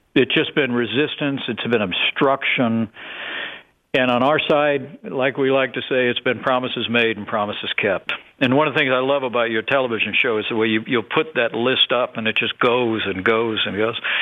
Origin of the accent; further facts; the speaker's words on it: Indiana, United States; I come from Indiana. You know, I come from a big manufacturing state